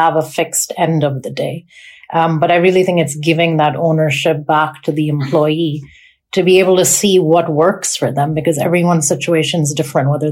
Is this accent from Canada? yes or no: no; Pakistan; also born or lived in North America; now in United Kingdom; I grew up in Pakistan